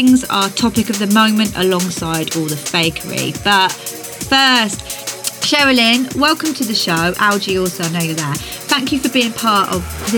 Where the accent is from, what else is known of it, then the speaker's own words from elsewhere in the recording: South West England, United Kingdom; in Twynin near Tewkesbury, where I grew up